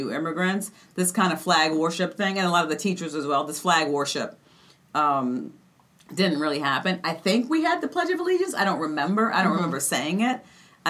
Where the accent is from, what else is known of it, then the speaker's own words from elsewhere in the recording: Maryland, United States; I'm from Maryland and it's from like a, you know, heavily colonial area. So I grew up seeing